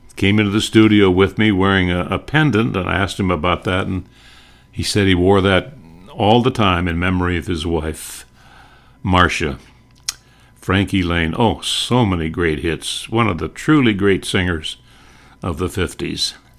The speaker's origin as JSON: {"language": "English", "region": "North Dakota", "country": "United States", "tie": "born or raised there", "said": "I grew up in North Dakota"}